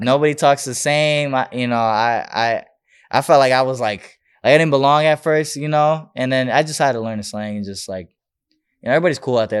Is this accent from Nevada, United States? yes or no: yes; Las Vegas, Nevada, United States; also born or lived in Bronx, New York; born and raised in Vegas, but, um, I went to New York a lot